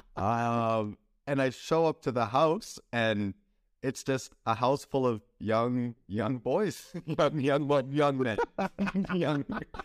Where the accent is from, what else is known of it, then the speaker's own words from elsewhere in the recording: Canada; as a Canadian, if I would wanna work in the United States, I would need a visa.